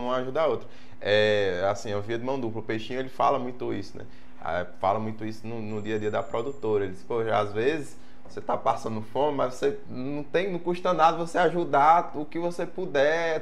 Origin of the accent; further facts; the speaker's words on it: Juazeiro, Bahia, Brazil; eu sou filho da terra, sou, sou de Juazeiro